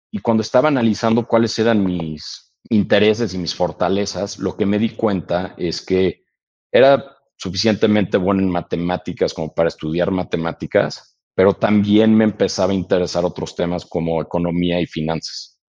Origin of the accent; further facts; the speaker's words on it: United States; born there; Entonces, nacimos en Estados Unidos todos.